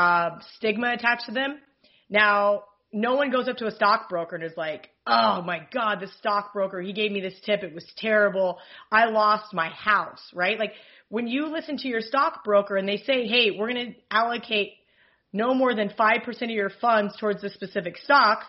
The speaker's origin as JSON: {"language": "English", "region": "Kansas", "country": "United States", "said": "I'm from Kansas"}